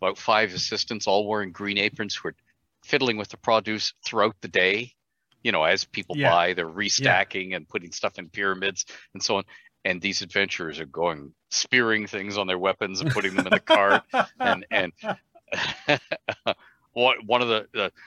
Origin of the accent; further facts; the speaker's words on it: Ontario, Canada; growing up in Ontario with healthcare, Medicare